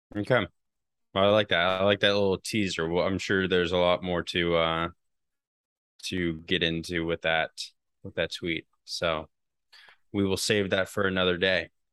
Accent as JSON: {"language": "English", "country": "United States", "said": "as an American"}